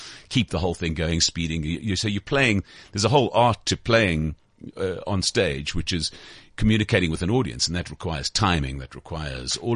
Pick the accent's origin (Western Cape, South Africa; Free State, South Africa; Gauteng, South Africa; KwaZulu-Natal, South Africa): Gauteng, South Africa; Sandton; I'm live at the Balalaika in Sandton, which is my hometown